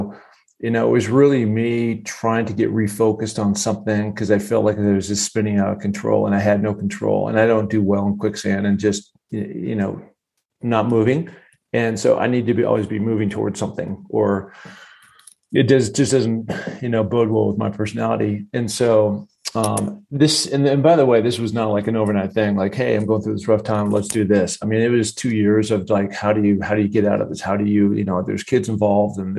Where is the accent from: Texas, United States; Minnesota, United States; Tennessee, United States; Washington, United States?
Washington, United States; Seattle; growing up in Seattle